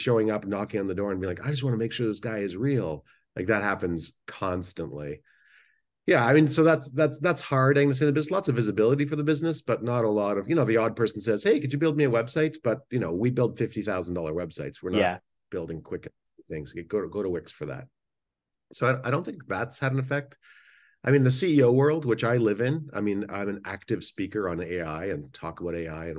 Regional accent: Angola; also born or lived in Canada; I grew up in Angola. Well, I was born in Canada. and moved to the civil war in Angola when I was a kid.

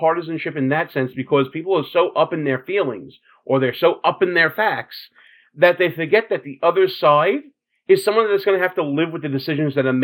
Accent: New York City, New York, United States; we're both from Brooklyn

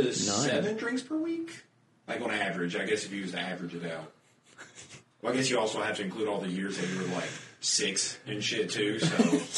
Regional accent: United States; being American and all.

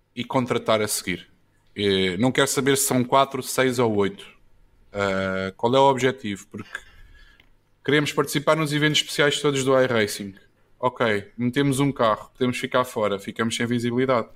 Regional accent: Odivelas, Lisbon, Portugal; also born or lived in Luanda, Angola; Eu sou de Adivelas

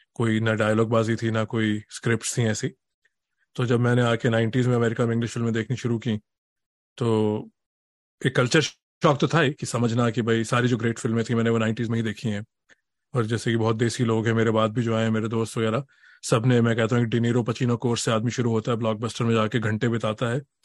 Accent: Delhi, India; moved away as an adult; now in Boston, United States; मैं दिल्ली से हूँ

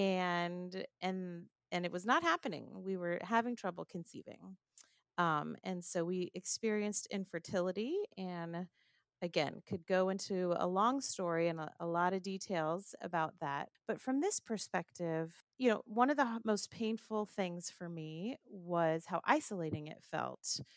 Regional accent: Southern California, United States; moved away as an adult; now in Rockville, Maryland, United States; I'm originally from Southern California

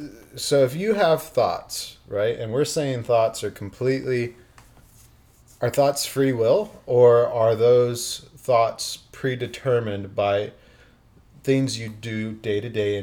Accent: Ohio, United States; now in Florida, United States; I'm from Ohio.

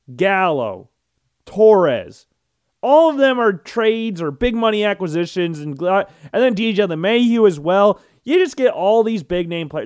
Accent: Iowa, United States; And as an Iowan who has lived here my entire life, born and raised in Iowa, have never lived in another state ever

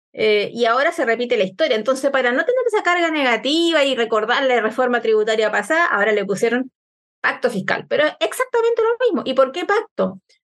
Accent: Chile; para nosotros, para la gente de regiones

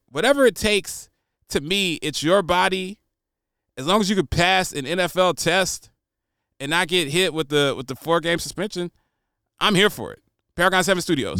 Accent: United States; also born or lived in Nashville, Tennessee; It's my right as an American

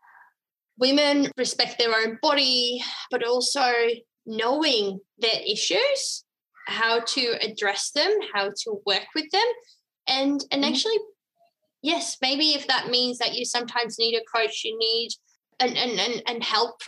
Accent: Netherlands; now in Australia; I'm from the Netherlands originally

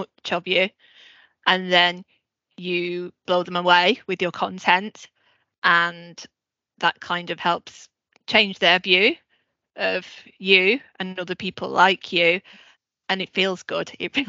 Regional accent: Manchester, North West England, United Kingdom; because I'm from Manchester and obviously I have an accent.

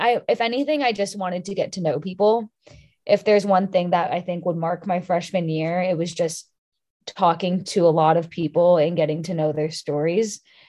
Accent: California, United States; I was interested in Washington State because I'm from California.

